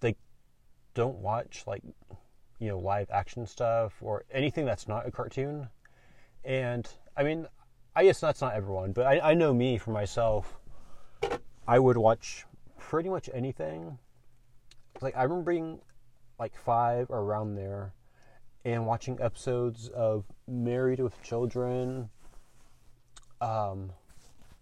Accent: California, United States; I was born here in California, the USA.

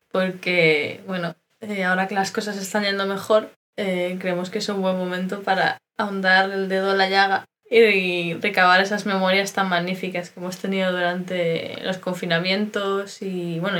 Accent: Spain; now in Germany; Es verdad que Raquel y, yo somos españolas

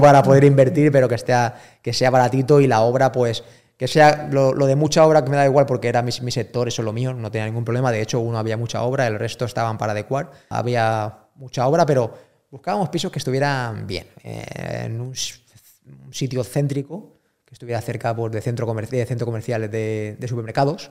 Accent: Spain; yo, soy español

